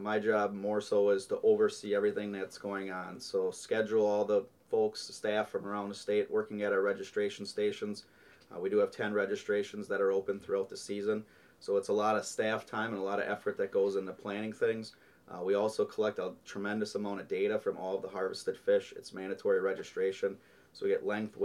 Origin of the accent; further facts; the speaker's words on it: Chilton, Wisconsin, United States; I grew up in Chilton, Wisconsin, so on the east shore of Lake Winnebago